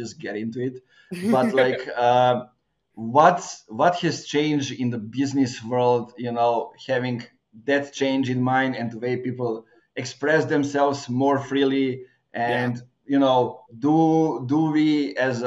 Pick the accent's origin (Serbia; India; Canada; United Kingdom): Serbia; also born or lived in Bulgaria; now in Novi Sad, Serbia; I'm coming from the small city in Serbia, now living in a bigger one